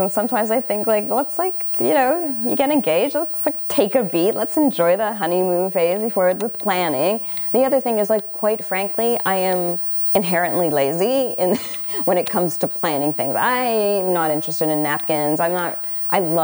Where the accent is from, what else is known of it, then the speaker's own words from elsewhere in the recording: Canada; I'm a Canadian writer